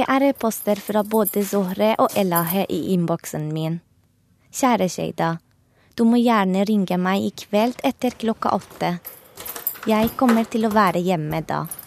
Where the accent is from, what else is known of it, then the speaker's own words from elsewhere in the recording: Tehran, Tehran Province, Iran; moved away as an adult; now in Norway; Da jeg var barn i Teheran på 80-tallet